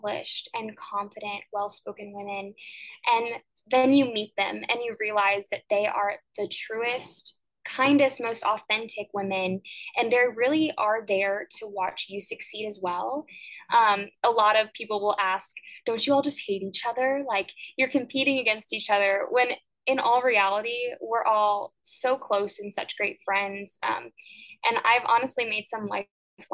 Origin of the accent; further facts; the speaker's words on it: Jefferson City, Missouri, United States; now in Springfield, United States; I am originally from Jefferson City, Missouri, the capital, which was an amazing place to grow up.